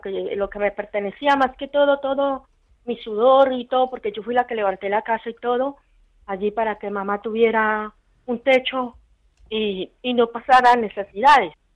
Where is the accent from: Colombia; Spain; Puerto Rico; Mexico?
Colombia; moved away as an adult; yo no soy de aquí, yo soy de Colombia.